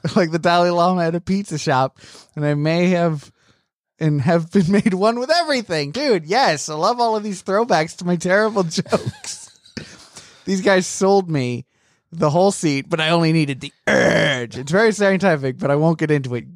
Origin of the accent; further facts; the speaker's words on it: United Kingdom; moved away; I am British